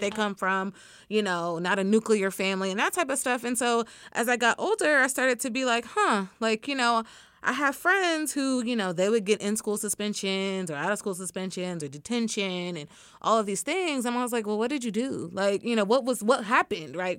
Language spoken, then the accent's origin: English; Dallas, Texas, United States; moved away as an adult; also born or lived in Tyler, Texas / Iowa; grew up mostly in the Dallas area